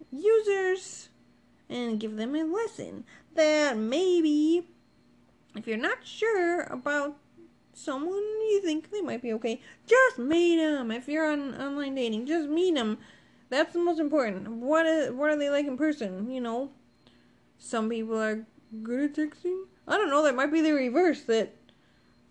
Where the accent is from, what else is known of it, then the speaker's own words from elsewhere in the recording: Ohio, United States; also born or lived in Pennsylvania; I'm from Ohio. Only lived in Ohio. Okay, that's it. Except for I went to college in Pennsylvania. But that's irrelevant here. I grew up in Ohio.